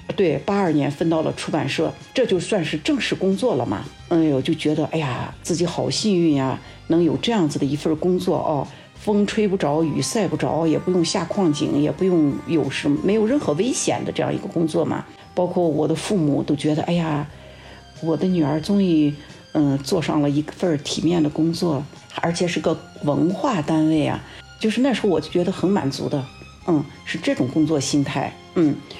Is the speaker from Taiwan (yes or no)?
no; Xinjiang, China; 我是出生在新疆游牧部落的这样一个草原上